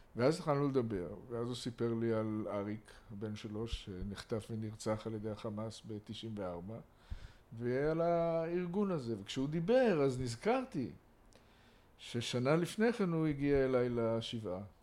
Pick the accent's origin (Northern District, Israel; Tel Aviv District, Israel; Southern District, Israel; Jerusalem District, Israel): Jerusalem District, Israel; Jerusalem; גדלתי ב... בקריית יובל, בית מזמיל ב- בירושלים